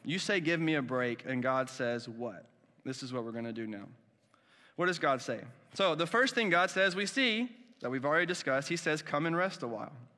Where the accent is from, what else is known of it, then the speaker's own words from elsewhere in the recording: Alabama, United States; now in Washington, D.C., United States; I'm from Alabama